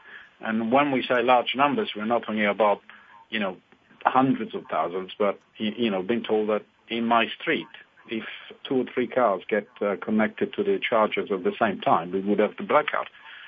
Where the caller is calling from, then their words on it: west of London, South East England, United Kingdom; I'm calling from west of London in the countryside.